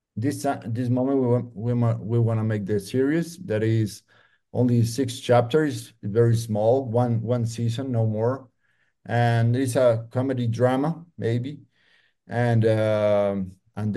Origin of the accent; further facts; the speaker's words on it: Medellín, Antioquia, Colombia; We are from Medellin